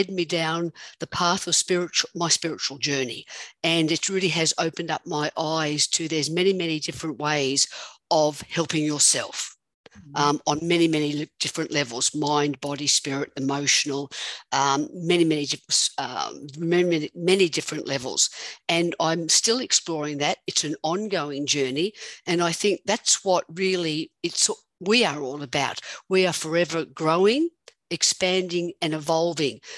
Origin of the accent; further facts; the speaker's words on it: Australia; now in United States; I'm an Australian living somewhere in America.